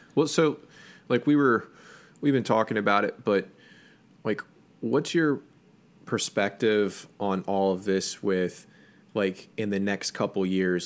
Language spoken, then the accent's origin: English; United States